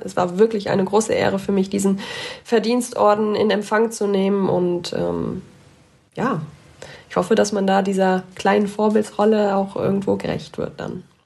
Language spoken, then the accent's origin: German; Ahrweiler district, Rhineland-Palatinate, Germany; moved away as an adult; now in Augsburg, Germany; in meiner Heimat